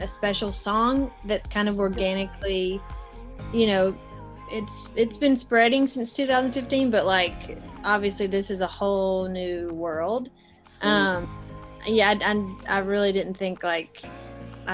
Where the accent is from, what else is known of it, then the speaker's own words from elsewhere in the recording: the South, United States; I grew up in the South, and that's just kind of who I am